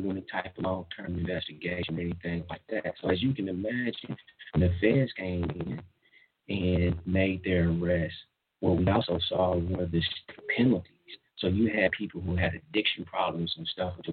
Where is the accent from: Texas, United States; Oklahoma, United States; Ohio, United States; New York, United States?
Oklahoma, United States; Wewoka; now in California, United States; being born and raised in Oklahoma, particularly Walker, Oklahoma, which is like 45 minutes southeast of Oklahoma City